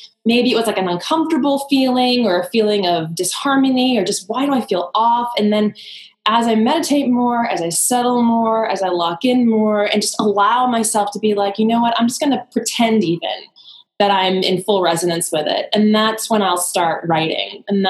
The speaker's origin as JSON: {"language": "English", "region": "East Coast", "country": "United States", "said": "I'm going to say this, but I'm going to preface it with, I am very much East Coast."}